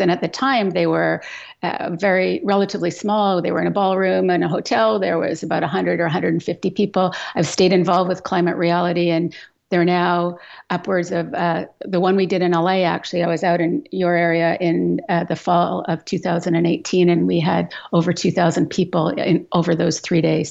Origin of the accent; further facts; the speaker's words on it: Edmonton, Alberta, Canada; I grew up in Western Canada. So I grew up in Alberta, uh, in the prairies in Edmonton